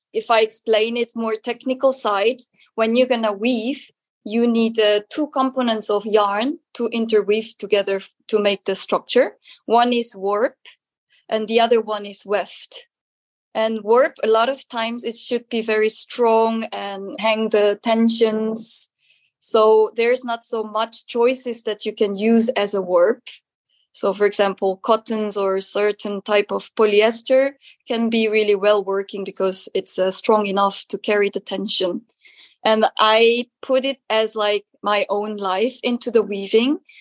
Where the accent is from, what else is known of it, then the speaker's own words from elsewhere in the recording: South Korea; English is a second language; moved away as an adult; now in Netherlands; I'm a textile artist based in the Netherlands and I'm come from originally from South Korea.